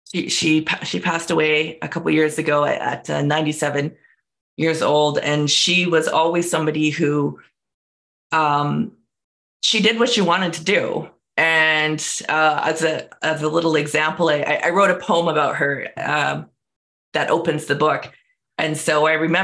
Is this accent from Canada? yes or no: yes; Canada; also born or lived in United States / Nicola Valley, British Columbia, Canada; I grew up in Canada. And in the United States, but we'll talk about Canada here because that's where I live